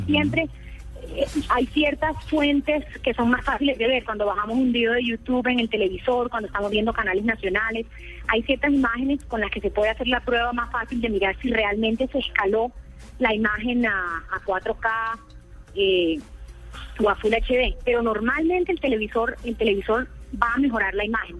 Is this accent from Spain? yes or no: no; Barranquilla, Atlántico, Colombia; Yo soy de Barranquilla.